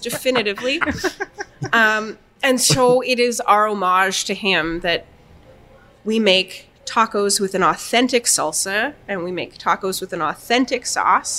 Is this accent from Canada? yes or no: yes; Winnipeg, Manitoba, Canada; also born or lived in Toronto; when we moved back from Toronto, or when I moved back and he moved here, we're like, we're going to open a restaurant in the exchange